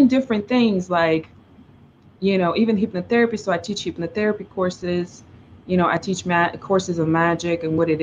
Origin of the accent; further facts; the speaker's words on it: Russia; first language Russian; English is a second language; moved away as an adult; also born or lived in China / New York; now in Los Angeles, United States; I grew up in Russia